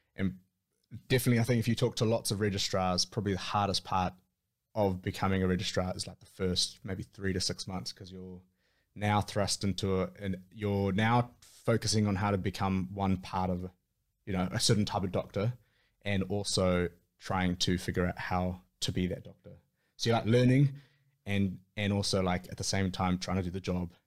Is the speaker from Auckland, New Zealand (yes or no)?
yes; Auckland, New Zealand; born and raised in Auckland, most of my time in Auckland with little stints outside of Auckland